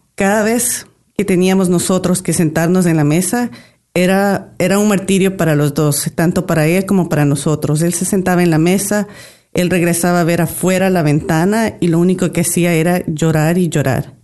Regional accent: Ecuador; Llevamos 25 años de casados y vivimos, venimos de Ecuador

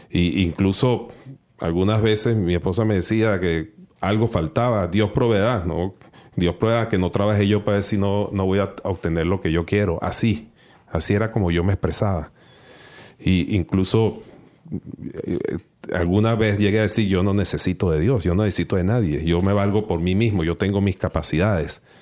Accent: Venezuela; yo soy de, Venezuela, y en mi país, pues era un hombre bastante alejado del Señor, bastante alejado de la iglesia.

